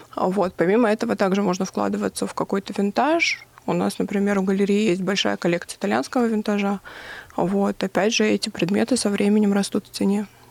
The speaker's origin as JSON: {"language": "Russian", "town": "Vladikavkaz", "region": "North Ossetia–Alania", "country": "Russia", "tie": "born or raised there", "said": "прославлять свою родину, откуда я родом"}